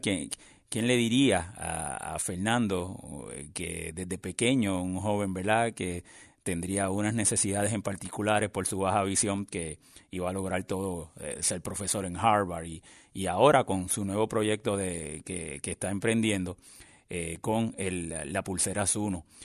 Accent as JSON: {"language": "Spanish", "country": "Puerto Rico", "said": "somos de Puerto Rico"}